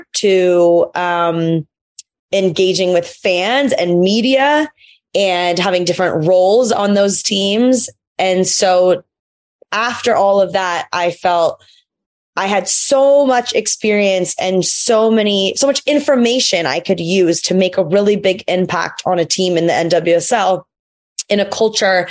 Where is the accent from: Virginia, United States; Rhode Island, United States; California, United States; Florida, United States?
California, United States; Los Angeles; also born or lived in Malmö, Sweden; I am from Los Angeles